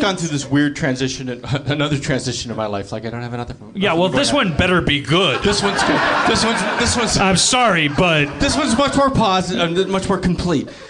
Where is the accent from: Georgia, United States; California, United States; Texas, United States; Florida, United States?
California, United States; Los Angeles; growing up in Los Angeles